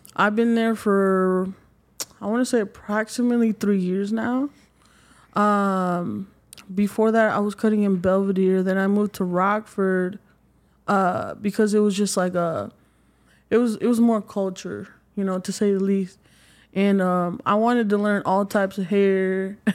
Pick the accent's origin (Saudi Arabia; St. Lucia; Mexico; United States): Mexico; moved away; I'm originally from Mexico